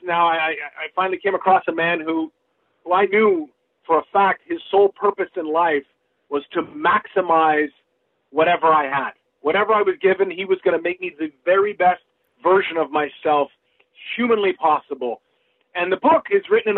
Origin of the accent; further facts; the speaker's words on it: British Columbia, Canada; my hometown team, the BC Lions